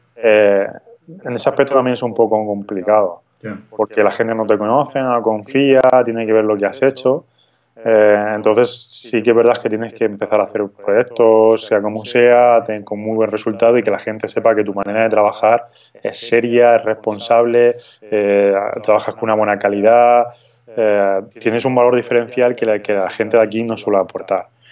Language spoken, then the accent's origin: Spanish; Madrid, Community of Madrid, Spain; moved away as an adult; also born or lived in Frankfurt, Germany / Zurich, Switzerland; now in Granada, Spain; soy original realmente de Madrid, de, España